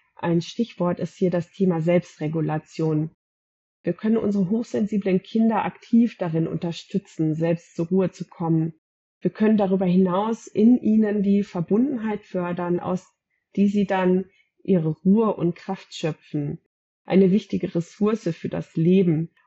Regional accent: Gütersloh, North Rhine-Westphalia, Germany; Ich komme aus Gütersloh

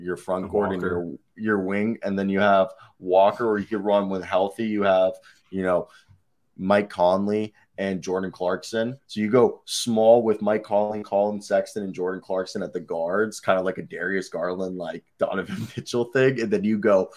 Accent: Pescara, Abruzzo, Italy; my hometown in Italy, Pescara. We're from the same place.

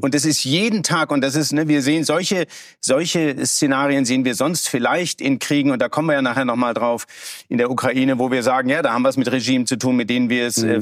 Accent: Germany; als Deutscher

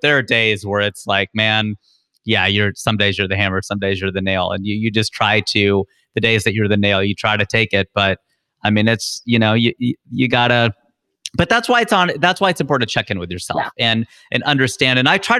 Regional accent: Midwest, United States; We grew up in the Midwest. It's like there's tornado watches and warnings.

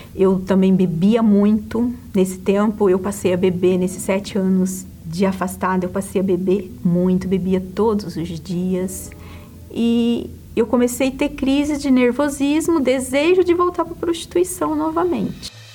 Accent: Mato Grosso, Brazil; also born or lived in Paraná; Eu nasci no Paraná e fui criada no interior, no sítio, no Mato Grosso

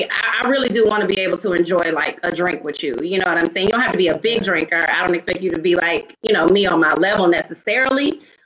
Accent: the South, United States; See, I'm from the South, so it might be meat in my side.

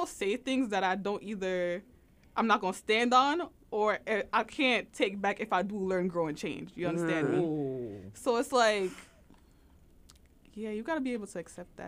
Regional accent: Jamaica; I'm Jamaican.

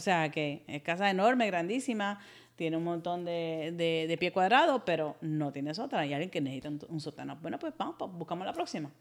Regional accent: Puerto Rico; accent: un poquito de acento cubano; moved away; also born or lived in United States; Nací en Estados Unidos, pero me crié en Puerto Rico, mis papás son puertorriqueños, y me considero puertorriqueña

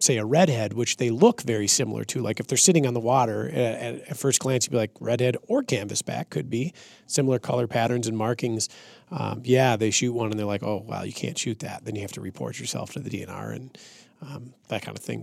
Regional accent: central Minnesota, United States; when I was growing up in Minnesota

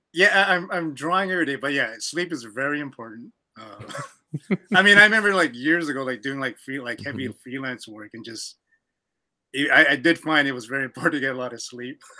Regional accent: Canada; I'm from Canada

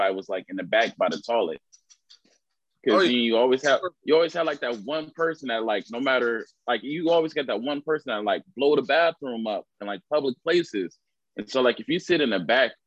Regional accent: Detroit, Michigan, United States; I'm from Detroit, east side of Detroit

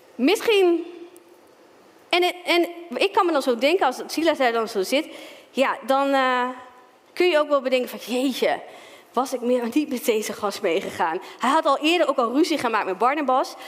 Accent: Stadskanaal, Groningen, Netherlands; moved away as an adult; also born or lived in Zwolle; now in Ermelo, Netherlands; Dus ik ben opgegroeid in de Pinkstergemeente in Stadskanaal

